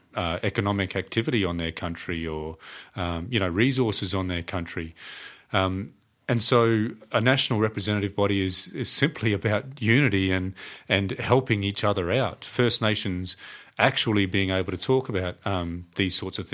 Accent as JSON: {"language": "English", "region": "Northern Territory", "country": "Australia", "said": "I'm from the Northern Territory"}